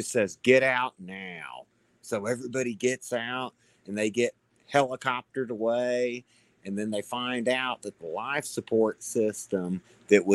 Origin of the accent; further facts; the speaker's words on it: Florida, United States; I'm from Florida